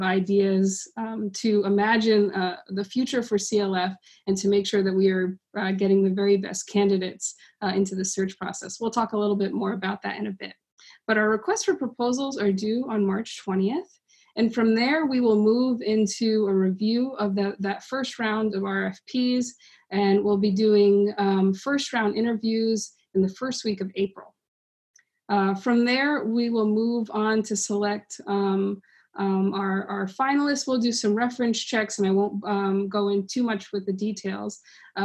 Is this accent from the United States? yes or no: yes; New England, United States; moved away as an adult; now in North Carolina, United States; I am a lifelong New Englander who will be experiencing my very first non-New England spring here in North Carolina